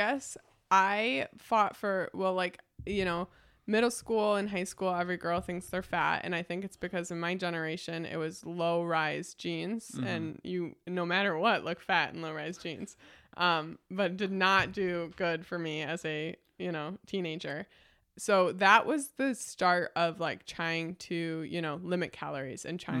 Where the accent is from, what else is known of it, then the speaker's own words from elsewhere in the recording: Batavia, United States; the community that I grew up here in Batavia with.